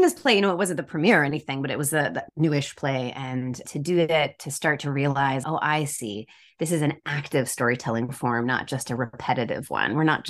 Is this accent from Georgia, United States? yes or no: yes; Decatur, Georgia, United States; I grew up outside of Atlanta, Georgia, and Decatur, Georgia.